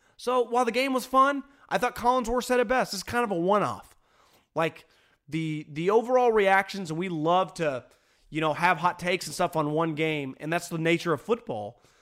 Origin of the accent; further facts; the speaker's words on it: Northern California, United States; also born or lived in Davis, California / Bay Area, California / Fresno, California / San Luis Obispo, California; Spent 34 years old, 32 of my years of life in, in Northern California, either in Davis, the Bay Area, Fresno, or San Luis Obispo